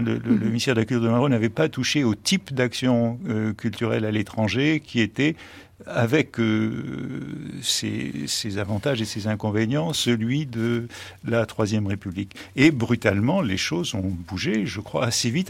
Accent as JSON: {"language": "French", "country": "United States", "tie": "born or raised there", "moved": "yes", "said": "Quand j'étais enfant aux États-Unis"}